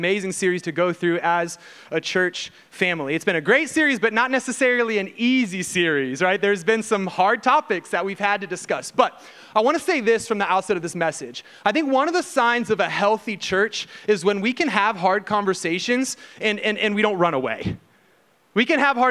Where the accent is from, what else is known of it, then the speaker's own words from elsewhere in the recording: Ohio, United States; moved away as an adult; also born or lived in Houston, Texas; now in Texas, United States; we're from Ohio